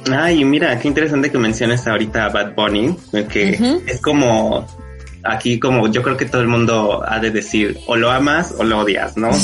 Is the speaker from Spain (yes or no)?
no; Mexico; yo soy de México